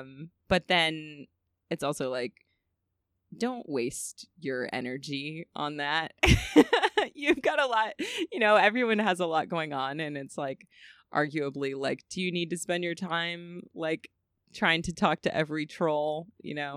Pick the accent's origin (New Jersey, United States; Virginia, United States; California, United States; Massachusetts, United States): California, United States; I'm from California